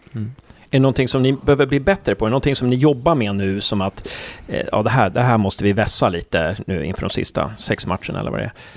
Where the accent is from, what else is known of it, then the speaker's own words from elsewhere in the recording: Uppsala, Uppsala County, Sweden; now in Gävle, Sweden; Jag är från Uppsala, men jag flyttade hit på 90-talet